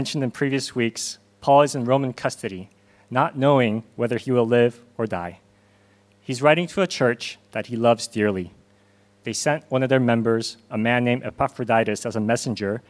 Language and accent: English; Southern California, United States; moved away as an adult; also born or lived in Korea / Hong Kong; now in South Korea; I was born here in Korea, but moved to Los Angeles with my parents when I was 6 and grew up in Southern California